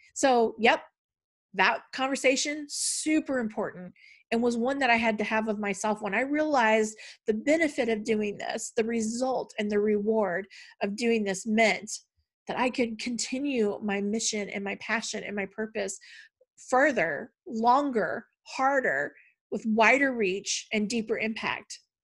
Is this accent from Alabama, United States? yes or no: no; Tennessee, United States; also born or lived in Missouri; We moved from Tennessee to Missouri and then back to Tennessee.